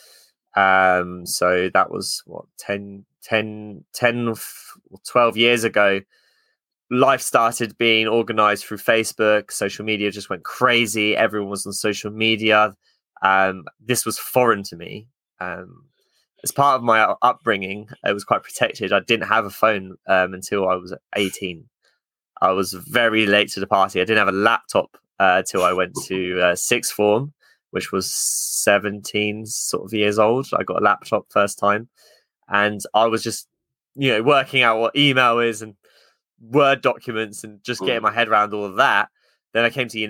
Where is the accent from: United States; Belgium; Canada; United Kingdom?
United Kingdom; Luton, East of England; I come from Luton, which is kind of, it's not the nicest of towns